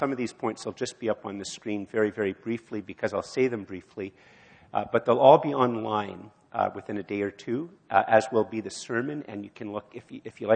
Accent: Canada; as a Canadian

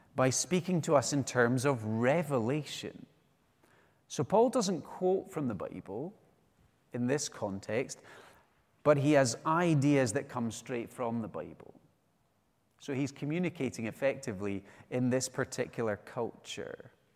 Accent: West Coast of Scotland, United Kingdom; now in Edinburgh, United Kingdom; I'm from the West Coast

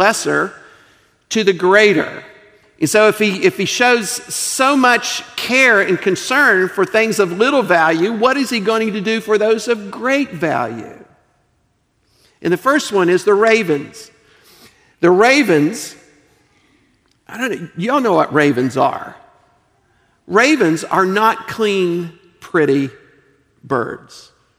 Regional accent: United States; also born or lived in Eastern Europe; I'm an American

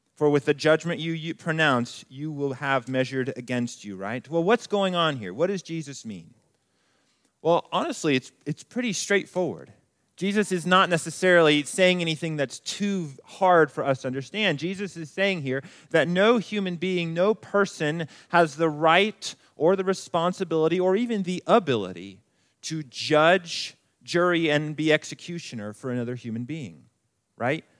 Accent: Colorado Springs, Colorado, United States; moved away as an adult; I grew up here in Colorado Springs

